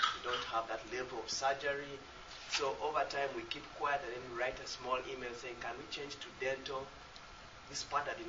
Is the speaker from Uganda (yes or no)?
yes; Uganda; I'm from Uganda